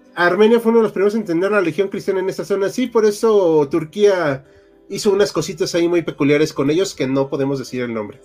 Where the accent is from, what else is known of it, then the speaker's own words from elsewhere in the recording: Mexico; como mexicano en México